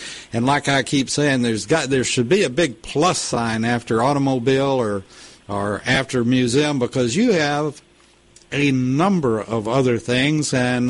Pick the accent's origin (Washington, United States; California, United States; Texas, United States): Texas, United States; Lubbock; And you had some unfavorable comments about my hometown. About Lubbock, Texas?